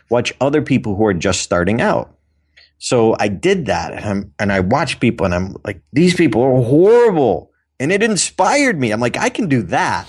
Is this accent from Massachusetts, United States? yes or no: yes; Auburn, Massachusetts, United States; Doctor Robert Goddard, who had launched the first liquid fuel rocket in history in my hometown